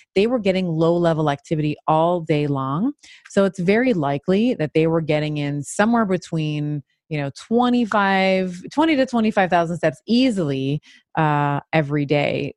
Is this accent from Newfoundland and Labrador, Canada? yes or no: no; Montreal, Quebec, Canada; also born or lived in Toronto; I moved from Toronto, uh, moved to Montreal, had a, and lived there for many years